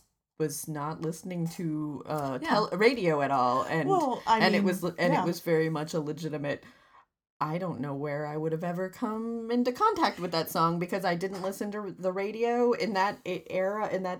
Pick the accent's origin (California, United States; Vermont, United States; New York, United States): Vermont, United States; moved away; also born or lived in New Hampshire; where I grew up in Vermont